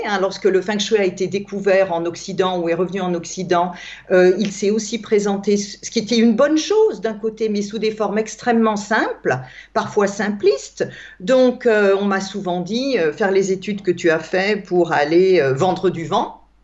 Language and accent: French; Alsace, Grand Est, France; je suis née en Alsace, en France